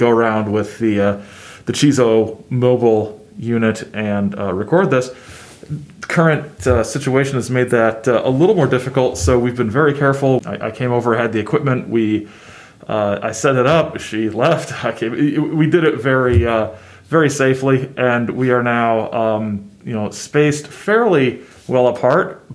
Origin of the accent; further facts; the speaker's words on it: Midwest, United States; I'm from the Midwest